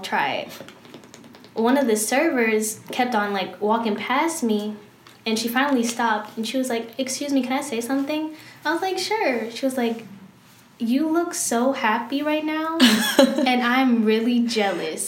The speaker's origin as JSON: {"language": "English", "town": "Clinton", "region": "Maryland", "country": "United States", "tie": "born or raised there", "moved": "as an adult", "lives_now": "Arizona, United States", "said": "I'm from Clinton, Maryland, PG County"}